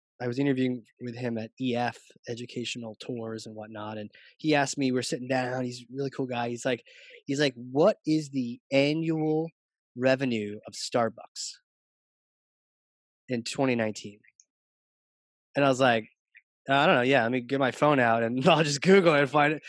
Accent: Norfolk, Virginia Beach area, United States; I was born in Virginia too.

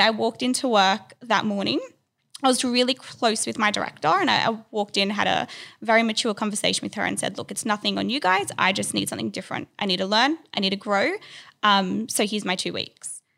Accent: Sydney, New South Wales, Australia; I grew up in Sydney, um, was born here

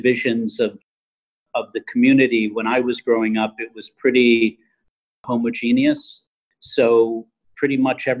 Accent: Chicago, Illinois, United States; moved away; also born or lived in Borough Park, Brooklyn; when I was young growing up in Chicago

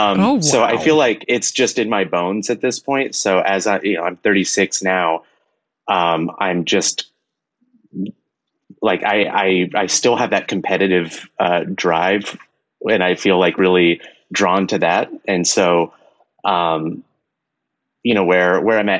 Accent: Texas, United States; now in Los Angeles, United States; I grew up in Texas

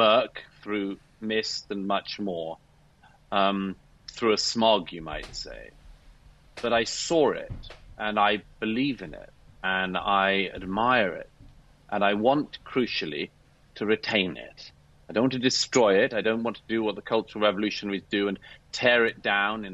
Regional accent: United Kingdom; I'm British by birth

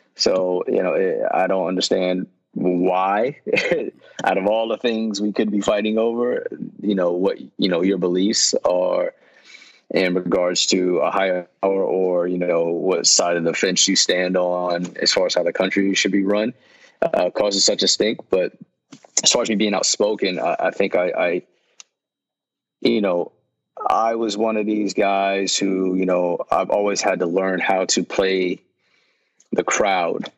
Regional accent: Yonkers, New York, United States; moved away; also born or lived in Mount Vernon, New York / North Carolina; where I grew up in Yonkers

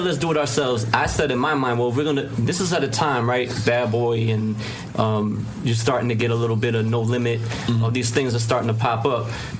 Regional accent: White Plains, New York, United States; I'm from White Plains.

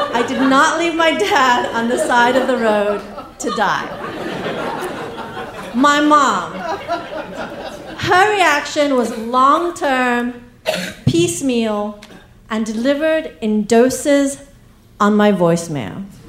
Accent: England, United Kingdom; accent: English; also born or lived in East Africa; now in United States; My family, over the generations, we moved from India to East Africa, where I was born, then to England, where I got my accent, and then to America, where, you know, I'm here. And that means that I grew up with a version of Indian culture that is 100 years old.

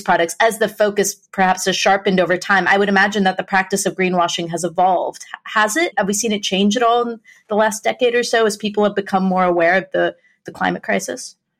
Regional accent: United States; myself growing up in the States

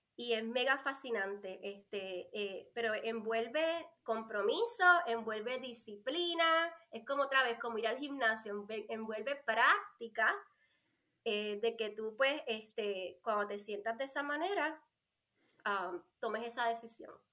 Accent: Puerto Rico; moved away as an adult; now in North Carolina, United States; soy boricua, nací nacida y criada en la isla, isla del Encanto, Puerto Rico. Vivo acá en Carolina del Norte hace nueve años

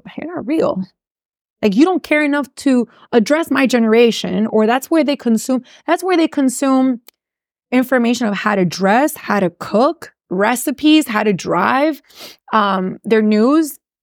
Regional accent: Miami, Florida, United States; accent: Miami; first language English; also born or lived in Gainesville, Florida; the people like myself who were born here, who speak English, that's really my first language and went to school here

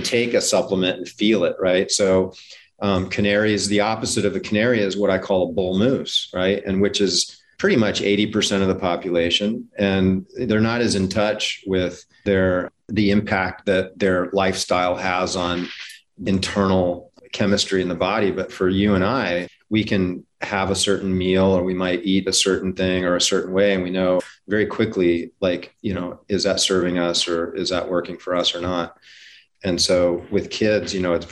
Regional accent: Hawaii, United States; I grew up in Hawaii

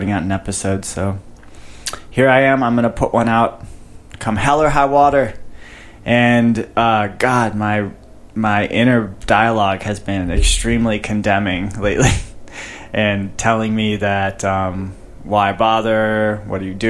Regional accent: Chicago, Illinois, United States; moved away; growing up in Chicago, I would just walk around with a sweater, sweatshirt all year, all winter long

